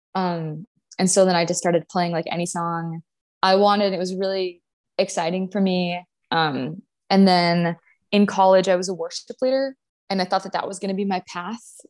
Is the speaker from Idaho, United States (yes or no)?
no; Grand Forks, North Dakota, United States; moved away as an adult; I'm from North Dakota. So my high school was, my graduating class was like two hundred and seventy people